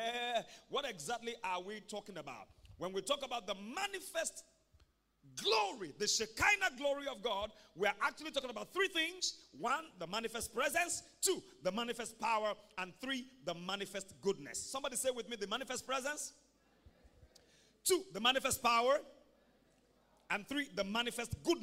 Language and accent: English; Ibadan, Oyo, Nigeria; When I was growing up in Mokola, we used to go early in the morning to go and fetch water from the well